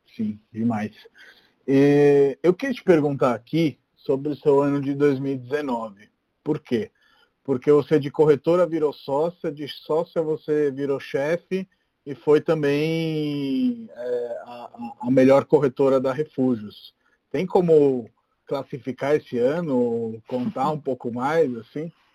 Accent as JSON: {"language": "Portuguese", "town": "Rome", "region": "Lazio", "country": "Italy", "moved": "yes", "lives_now": "São Paulo, Brazil", "said": "eu sou de Roma"}